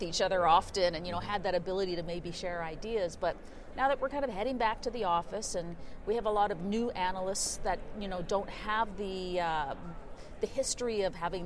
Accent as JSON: {"language": "English", "country": "Canada", "said": "I am a Canadian"}